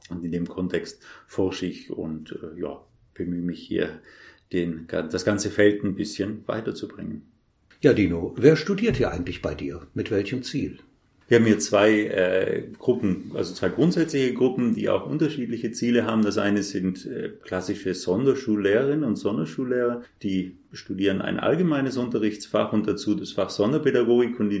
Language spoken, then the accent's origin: German; Trentino-Alto Adige, Italy; ich komme ursprünglich aus Südtirol, was man möglicherweise am Akzent hört, den ich ja mitgenommen habe von dort und habe dort auch die Schule besucht.